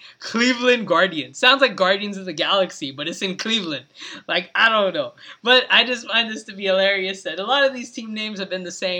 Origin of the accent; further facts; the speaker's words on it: India; That's yeah, different. But I'm still an Indian.